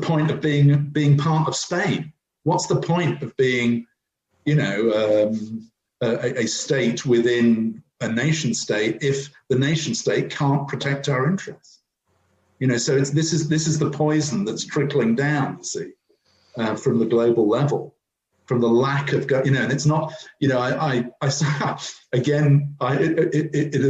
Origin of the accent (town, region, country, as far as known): United Kingdom